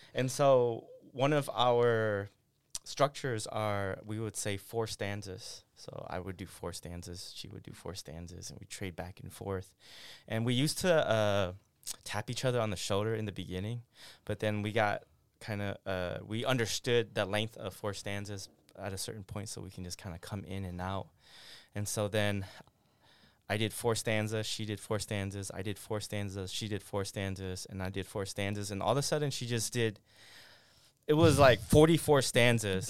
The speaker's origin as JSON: {"language": "English", "town": "Syracuse", "region": "New York", "country": "United States", "tie": "born or raised there", "also_born_or_lived": "Nong Khai refugee camp, Thailand", "said": "I grew up on the East Coast in Syracuse"}